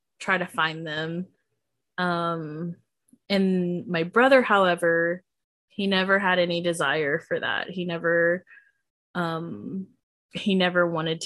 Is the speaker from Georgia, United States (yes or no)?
yes; Georgia, United States; I was born in Georgia.